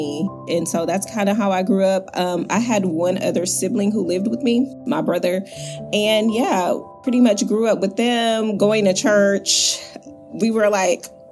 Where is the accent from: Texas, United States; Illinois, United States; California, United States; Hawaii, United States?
Texas, United States; Houston; I am from Houston, Texas